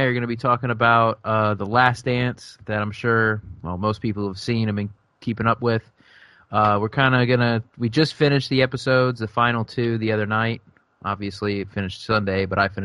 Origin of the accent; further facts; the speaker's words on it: Northern Virginia, United States; we're from Northern Virginia. We live, 30 minutes away from D.C.